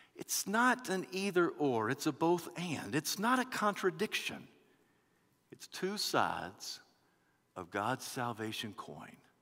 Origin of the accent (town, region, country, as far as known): United States